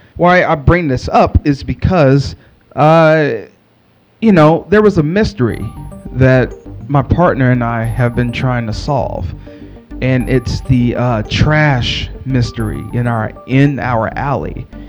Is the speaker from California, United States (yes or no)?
no; Texas, United States; I'm from Texas.